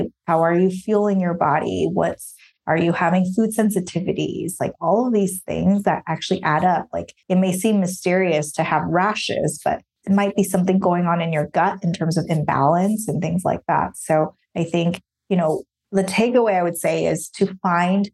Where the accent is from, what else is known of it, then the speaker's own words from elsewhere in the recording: Taiwan; moved away as an adult; now in United States; I grew up in Taiwan.